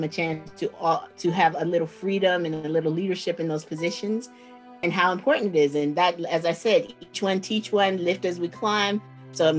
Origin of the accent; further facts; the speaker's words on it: Washington, District of Columbia, United States; now in San Francisco, United States; I grew up when in Washington, D.C. is 75-78% Black back in the day